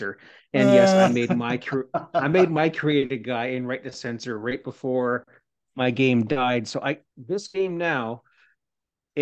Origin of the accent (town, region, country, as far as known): Canada